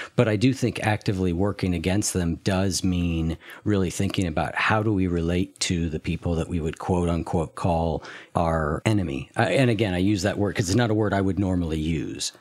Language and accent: English; United States; as an American